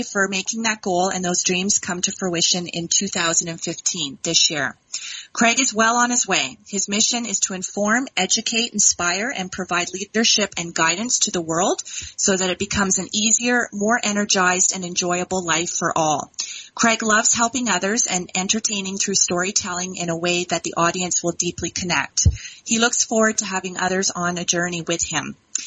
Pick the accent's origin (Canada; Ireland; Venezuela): Canada; Dundas, Ontario; I hail from Dundas, Ontario